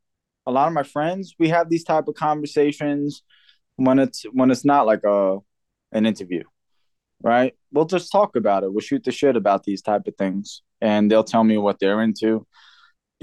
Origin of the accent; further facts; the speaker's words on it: New York City, New York, United States; now in Pennsylvania, United States; I come from New York City, which is very, you know, it's just a lot of different walks of life there